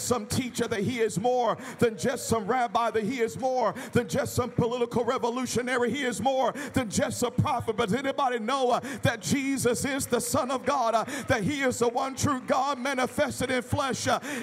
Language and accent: English; Memphis, Tennessee, United States; moved away; I was born in Memphis, or not born in Memphis, but raised in Memphis, and even though I grew up around Graceland